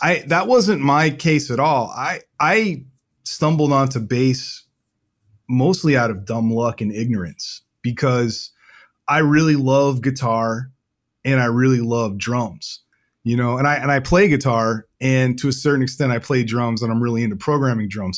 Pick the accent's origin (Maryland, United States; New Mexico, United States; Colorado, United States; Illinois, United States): Maryland, United States; Rockville; I grew up in a town called Rockville, Maryland